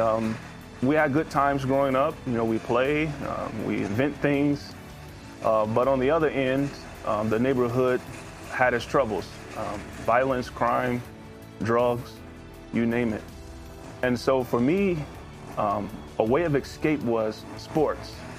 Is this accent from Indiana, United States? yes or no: yes; Indianapolis, Indiana, United States; I grew up in Indianapolis, Indiana